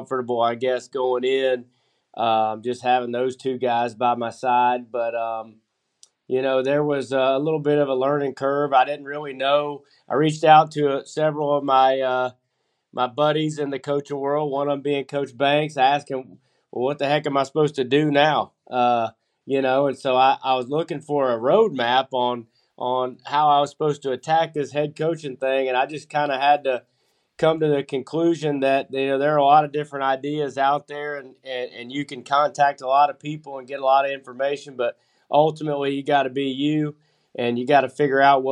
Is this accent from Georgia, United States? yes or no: yes; Gwinnett County, Georgia, United States; I'm originally from Gwinnett. I went to Decula High School, graduated in 98